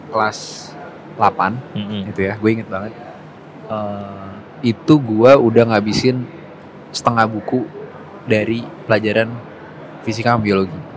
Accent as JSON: {"language": "Indonesian", "region": "Jakarta", "country": "Indonesia", "tie": "born or raised there", "said": "Gue gede di Jakarta. Jakarta. Yoi."}